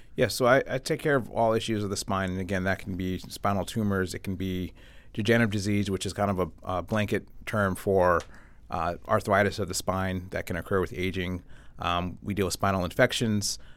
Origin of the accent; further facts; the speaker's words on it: Avon, Connecticut, United States; moved away as an adult; I was born and raised in Connecticut, grew up not too far, uh, in Avon, went to Avon Public Schools